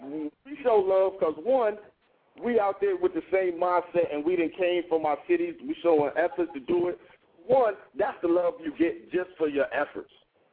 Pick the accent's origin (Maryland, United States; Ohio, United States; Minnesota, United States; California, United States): Ohio, United States; Columbus; Dude, I'm from Columbus, Ohio, but I got T-shirts.